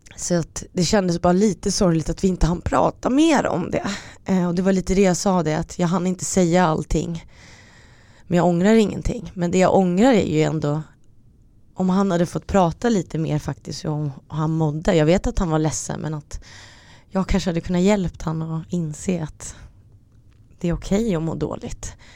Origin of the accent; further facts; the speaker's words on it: Stockholm, Stockholm County, Sweden; also born or lived in Finland; jag kom från Stockholm till vår lilla finska